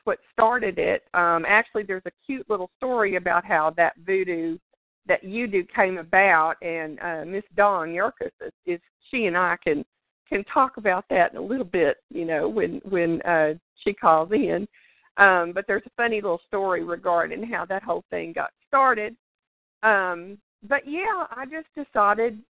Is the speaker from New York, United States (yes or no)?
no; Louisiana, United States; accent: drawl; moved away as an adult; also born or lived in South Texas; now in Texas, United States; I was born and raised in Louisiana. I'm a Southern girl